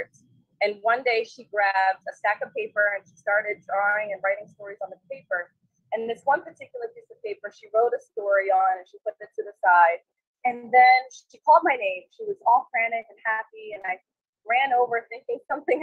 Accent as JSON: {"language": "English", "region": "Maryland", "country": "United States", "tie": "born or raised there", "also_born_or_lived": "Cairo, Egypt", "said": "Originally, I'm from Egypt. So I was born in Cairo, Egypt, and I came here when I was 6 years old, and I've been in Maryland ever since"}